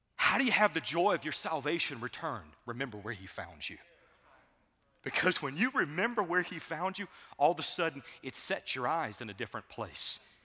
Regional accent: Savannah, Georgia, United States; I grew up in Savannah, Georgia

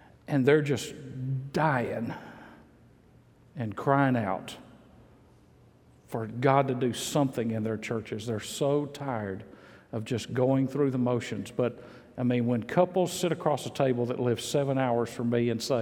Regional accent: Mississippi, United States; moved away; I grew up in Mississippi

